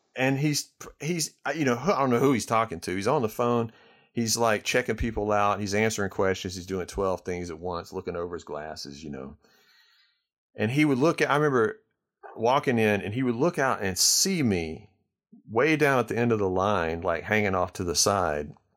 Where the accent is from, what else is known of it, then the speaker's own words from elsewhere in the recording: Starkville, Mississippi, United States; I grew up in Starkville, Mississippi